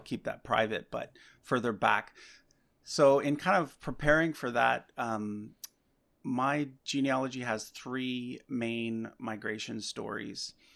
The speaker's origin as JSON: {"language": "English", "region": "Nova Scotia", "country": "Canada", "tie": "born or raised there", "moved": "yes", "lives_now": "Vancouver, Canada", "said": "I actually grew up on the East Coast. I'm, I'm not from Vancouver originally. I'm from Nova Scotia"}